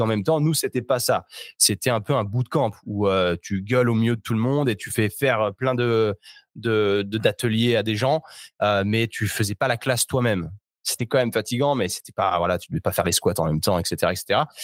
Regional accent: Chambéry, Auvergne-Rhône-Alpes, France; moved away as an adult; also born or lived in Australia / New York; moi, je suis, de Chambéry en Savoie

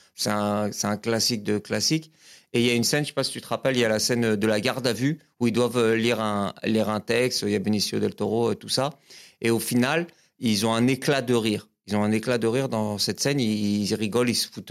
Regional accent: L'Île-Saint-Denis, Île-de-France, France; also born or lived in Épinay-sur-Seine; je suis né à Épinay-sur-Seine, dans le 93. Et j'ai grandi jusqu'à mes 13 ans. J'étais dans la banlieue parisienne, j'étais à, à Lille-Saint-Denis

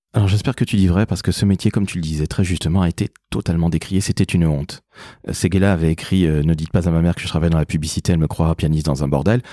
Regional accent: Toulouse, Occitania, France; also born or lived in Antilles; je suis toulousain et antillais

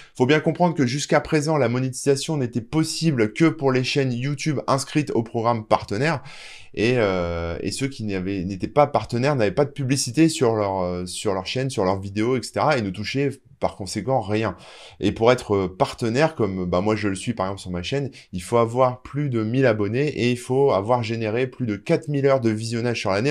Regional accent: France; chez nous, en France

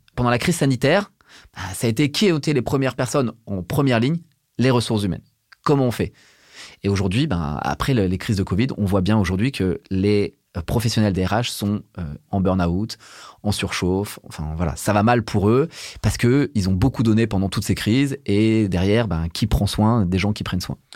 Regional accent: Burgundy, Bourgogne-Franche-Comté, France; Je viens de Bourgogne, je suis un enfant des années 80 élevé en Bourgogne

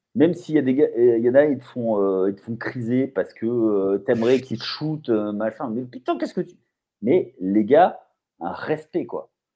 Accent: France; je ne m'en rends pas compte en tant que Français

